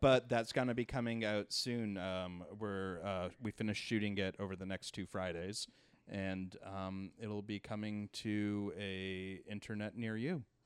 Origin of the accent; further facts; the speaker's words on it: Canada; moved away as an adult; now in New York, United States; No, I grew up in Canada